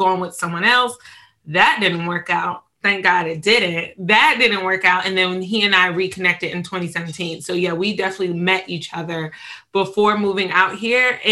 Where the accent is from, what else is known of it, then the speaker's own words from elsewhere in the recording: suburbs of Chicago, Illinois, United States; moved away as an adult; also born or lived in Richmond, Virginia / Northern Virginia; now in Los Angeles, United States; I'm from the suburbs of Chicago, lived in Chicago for 6 years